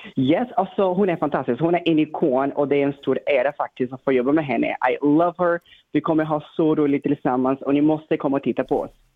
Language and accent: Swedish; Brazil; now in Sweden; jag kommer från Brasilien